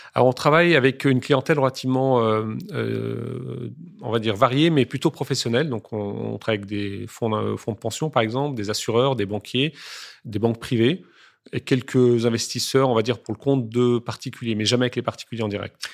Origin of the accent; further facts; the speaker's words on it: France; je suis né en France, j'ai toujours euh, mangé français